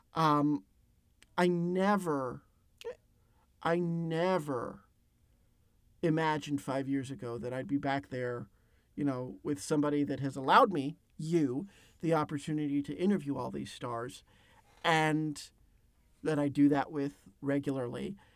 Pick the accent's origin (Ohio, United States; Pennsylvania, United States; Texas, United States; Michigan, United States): Pennsylvania, United States; my home state, Pennsylvania